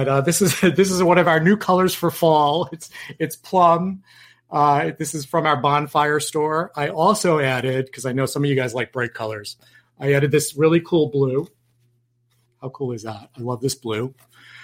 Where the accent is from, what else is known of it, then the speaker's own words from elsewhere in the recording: Yonkers, New York, United States; moved away; I'm from New York